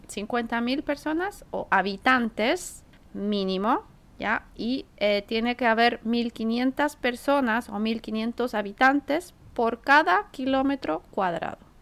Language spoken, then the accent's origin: Spanish; Santiago, Santiago Metropolitan Region, Chile; now in Tokyo, Japan; cuando era niña, bueno, en Chile, vivía en Santiago